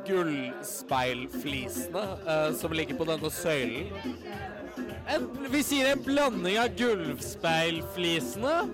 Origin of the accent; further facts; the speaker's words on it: Northern Norway, Norway; Jeg er fra, fra Nord-Norge.